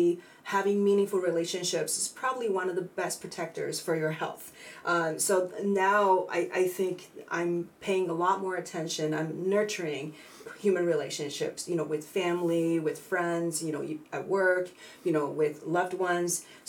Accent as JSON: {"language": "English", "country": "China", "tie": "born or raised there", "also_born_or_lived": "San Francisco", "moved": "as an adult", "lives_now": "United States", "said": "I was born and raised in China"}